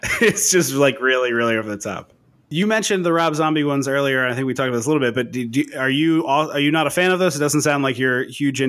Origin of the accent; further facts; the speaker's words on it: outside Philadelphia, Pennsylvania, United States; growing up outside Philadelphia, I love hockey. I'm a Flyers fan.